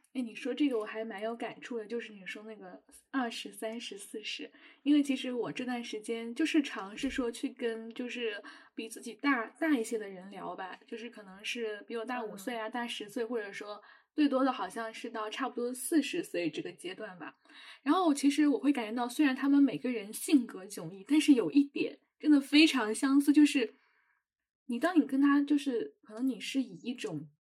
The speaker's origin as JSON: {"language": "Chinese", "country": "China", "said": "我们中国人"}